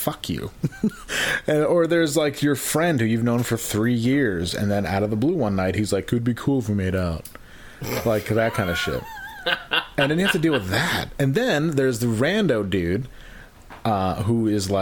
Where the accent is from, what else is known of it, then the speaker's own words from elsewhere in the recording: upstate New York, United States; growing up in Cohoes, Glens Falls, wherever the fuck upstate